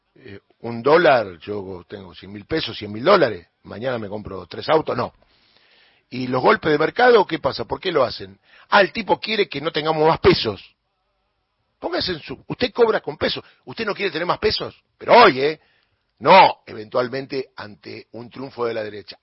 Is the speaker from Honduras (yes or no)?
no; Argentina; que lo que gane acá sea en mi tierra, en mi lugar